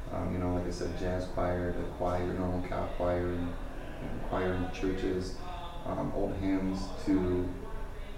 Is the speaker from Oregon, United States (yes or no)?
no; Nebraska, United States; also born or lived in Madison area, Wisconsin; now in Janesville, United States; I'm originally from Nebraska